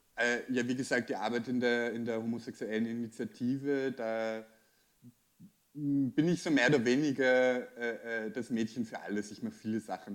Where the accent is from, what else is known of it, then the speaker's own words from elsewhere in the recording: Austria; bei uns in Österreich